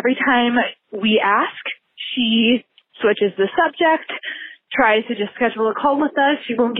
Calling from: Seattle, Washington, United States; I am calling from Seattle, Washington

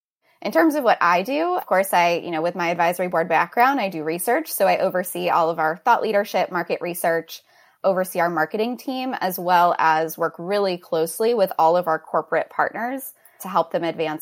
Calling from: San Francisco, California, United States; I'm dialing in from San Francisco, which is where the Rock Health office is based.

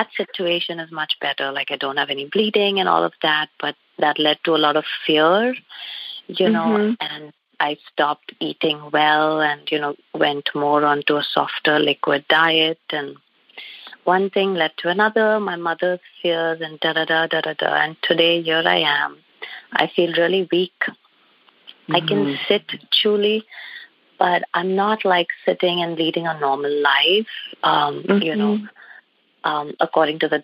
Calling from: Rogers, Arkansas, United States; I'm calling from Rogers, Arkansas

